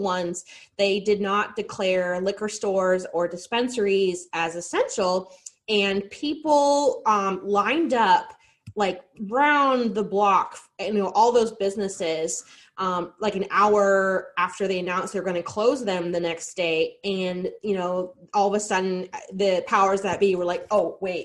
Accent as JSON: {"language": "English", "town": "Denver", "region": "Colorado", "country": "United States", "said": "I am from Denver, Colorado originally"}